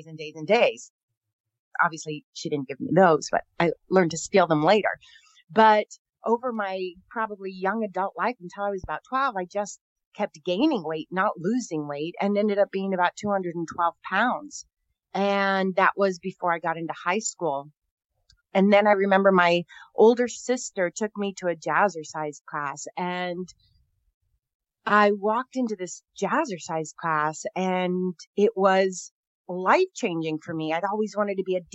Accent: Northern California, United States; I'm from Northern California, one of 11 kids

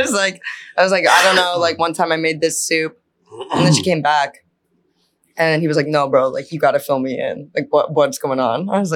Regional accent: New Jersey, United States; moved away as an adult; now in Boston, United States; I came to Boston, I'm from Jersey.

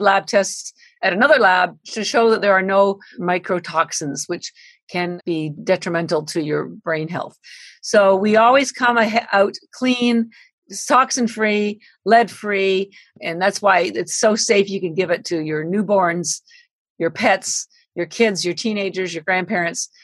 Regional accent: Canada; now in Boston, United States; I'm Canadian by birth. I've lived in Boston 33 years

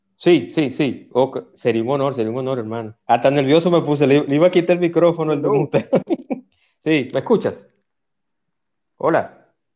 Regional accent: Dominican Republic; yo como dominicano

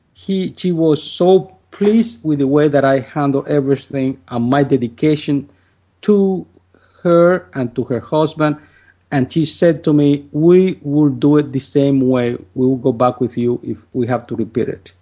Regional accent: Dominican Republic; moved away as an adult; now in United States; I'm from the Dominican Republic, and I lived in my country uh, for 25 years. Then I came to the United States

